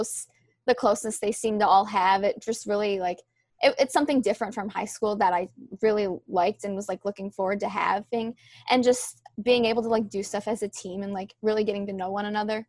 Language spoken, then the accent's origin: English; Rochester, New York, United States; moved away as an adult; now in New Rochelle, United States; I'm from upstate New York and Rochester, so there are some trails and hills, but it's definitely a lot hillier here